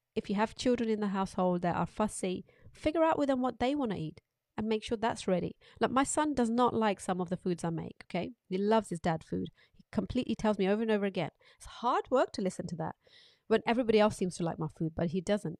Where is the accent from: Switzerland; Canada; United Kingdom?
United Kingdom; As British public